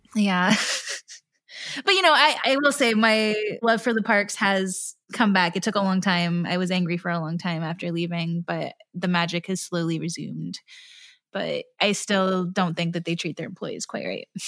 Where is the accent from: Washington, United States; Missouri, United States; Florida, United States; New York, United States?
Florida, United States; now in Los Angeles, United States; we grew up in Florida